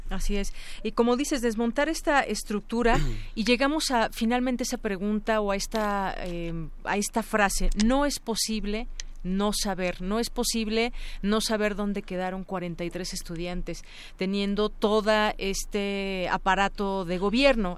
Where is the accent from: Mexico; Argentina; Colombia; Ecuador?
Mexico; como mexicanos